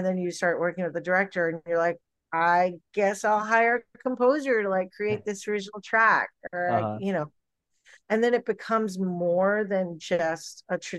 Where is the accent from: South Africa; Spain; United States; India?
India; blame it on being Indian, blame it on my Bollywood influences.